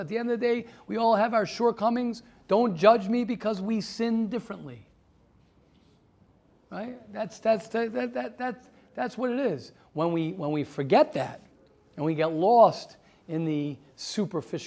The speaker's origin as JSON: {"language": "English", "town": "Baltimore", "region": "Maryland", "country": "United States", "said": "I'm from Baltimore"}